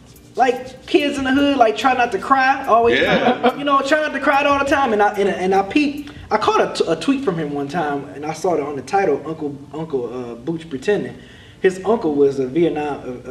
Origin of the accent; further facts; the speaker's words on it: Midwest, United States; Us growing up in the Midwest, you know, seeing stuff like that. I remember they tore down Herman Gardens. Mm-hmm. This is a project near where I used to live